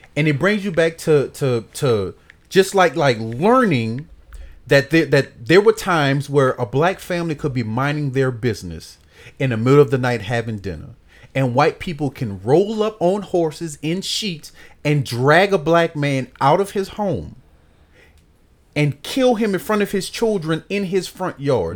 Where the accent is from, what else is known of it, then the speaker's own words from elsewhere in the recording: New Orleans, Louisiana, United States; I grew up in the Magnolia Projects.